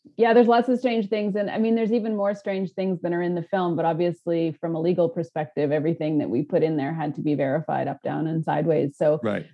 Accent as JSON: {"language": "English", "country": "Canada", "said": "I'm a Canadian filmmaker"}